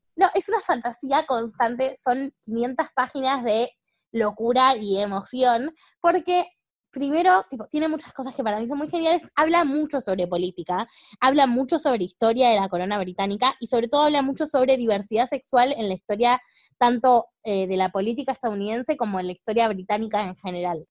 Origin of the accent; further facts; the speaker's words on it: Argentina; somos argentinas